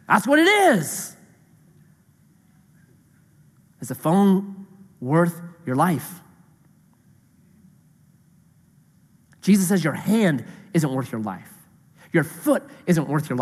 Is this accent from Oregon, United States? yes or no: yes; Grants Pass, Oregon, United States; I was raised in Grants Pass. I was raised in town